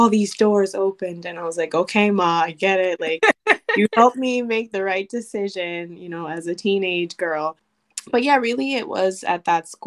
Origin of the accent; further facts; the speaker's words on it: Ponce, Puerto Rico; moved away as an adult; also born or lived in Chicago, Illinois, United States; now in Madison, United States; I grew up in Ponce, Puerto Rico, actually. So I'm from Puerto Rico, although I was born in Chicago.